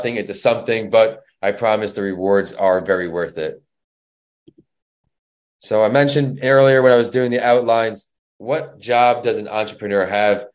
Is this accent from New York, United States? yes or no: yes; Northport, New York, United States; moved away as an adult; also born or lived in Florida; I am from New York. I went to a high school called Northport, New York, and played sports growing up